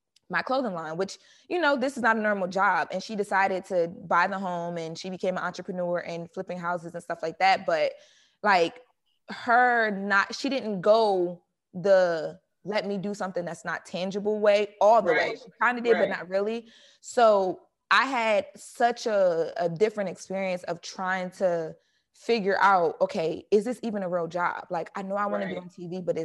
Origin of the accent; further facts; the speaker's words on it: Wilmington, Delaware, United States; moved away as an adult; also born or lived in New York / Atlanta; now in Los Angeles, United States; I grew up in Wilmington. It's like the inner city. It's the hood of Delaware